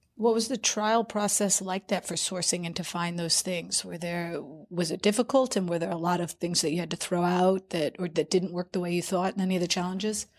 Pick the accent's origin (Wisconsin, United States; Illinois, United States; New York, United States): New York, United States; as a New Yorker